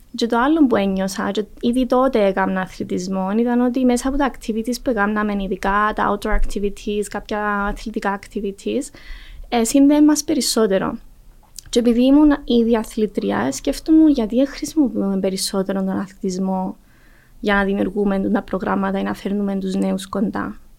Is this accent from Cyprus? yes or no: yes; Larnaca, Larnaca District, Cyprus; also born or lived in Athens, Greece; εγώ μεγάλωσα στη Λάρνακα.